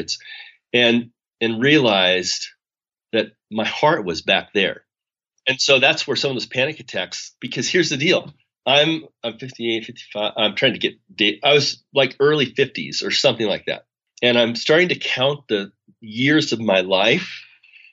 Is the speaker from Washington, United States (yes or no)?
yes; Spokane, Washington, United States; moved away as an adult; I'm from Spokane